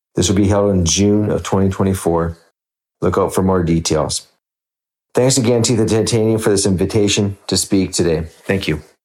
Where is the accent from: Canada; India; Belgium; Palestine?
Canada; Saskatchewan; moved away as an adult; also born or lived in Detroit / Fort Lauderdale / California; now in Regina, Canada; I was born and raised in Saskatchewan, attended the University of Saskatchewan for undergrad and dental school